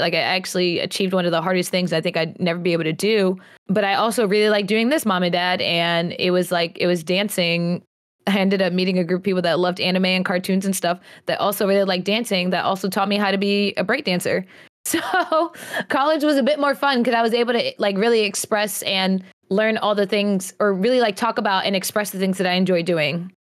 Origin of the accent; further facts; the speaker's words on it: New York, United States; now in North Carolina, United States; I was born in North Carolina and I was actually raised in New York, um, and then we ended up moving back to the South, to North Carolina